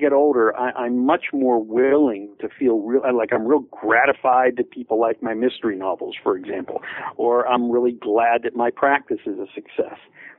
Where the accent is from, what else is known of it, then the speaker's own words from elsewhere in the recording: Pittsburgh, Pennsylvania, United States; not only because the stories take place in Pittsburgh, my hometown